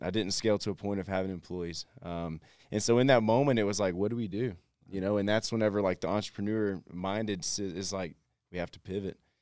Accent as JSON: {"language": "English", "region": "Texas", "country": "United States", "said": "I'm from Texas"}